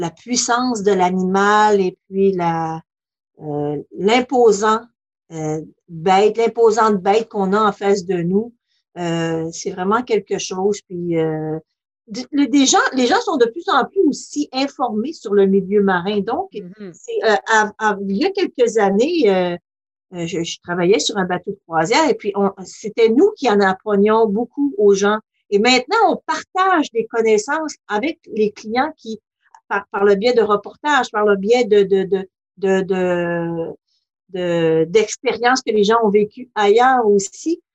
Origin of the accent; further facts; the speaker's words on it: Lac Saint-Jean, Quebec, Canada; now in Côte-Nord, Canada; je suis native du lac Saint-Jean